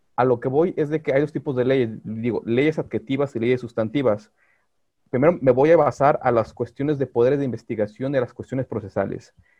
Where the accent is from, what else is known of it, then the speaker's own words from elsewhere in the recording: Guadalajara, Jalisco, Mexico; yo soy de Guadalajara